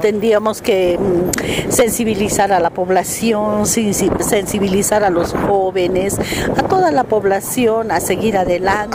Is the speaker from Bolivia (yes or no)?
yes; Bolivia; como boliviana